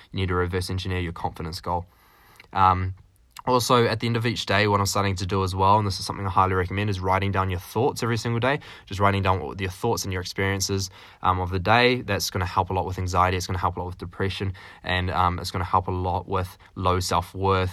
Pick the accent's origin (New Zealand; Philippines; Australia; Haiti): New Zealand; now in Canada; I'm a little New Zealander, so that's why I'm a Kiwi